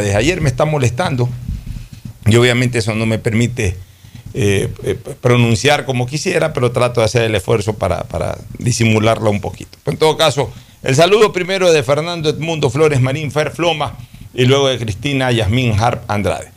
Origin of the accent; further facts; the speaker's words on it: Guayaquil, Guayas, Ecuador; Nací en Junín y Vaquerizo Moreno